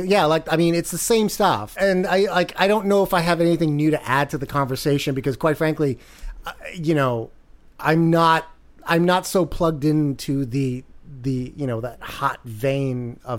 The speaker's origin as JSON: {"language": "English", "region": "New York", "country": "United States", "said": "As a New Yorker who's plugged into the New York entertainment scene"}